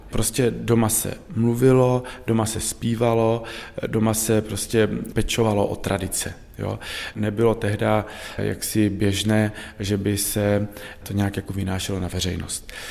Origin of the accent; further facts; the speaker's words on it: Olomouc Region, Czechia; Jiné dialekty jsou na Chebsku, jiné jsou v Krkonoší, jiné jsou právě u nás v Jeseníkách. Takže ona, matka, mluví dialektem. Jo? Já už jsem mladší generace, já jsem 75. ročník